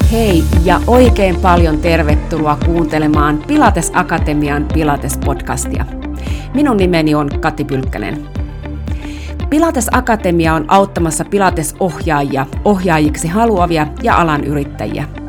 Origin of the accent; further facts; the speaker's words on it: Finland; also born or lived in Rovaniemi, Finland; mä oon Suomesta